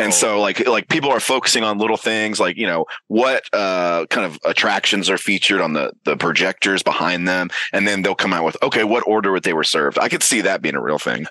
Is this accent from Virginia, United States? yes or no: no; Georgia, United States; I'm from Georgia